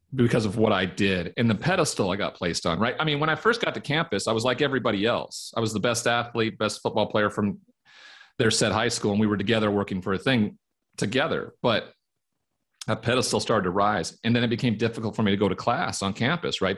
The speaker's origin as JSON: {"language": "English", "town": "Great Falls", "region": "Montana", "country": "United States", "tie": "born or raised there", "moved": "as an adult", "said": "Growing up in Montana, cowboy culture"}